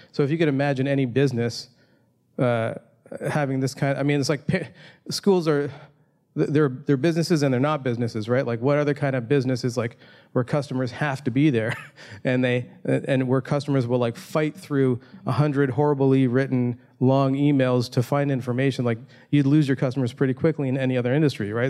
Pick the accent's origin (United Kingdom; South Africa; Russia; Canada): Canada; Toronto, Ontario; my hometown of Toronto, Canada.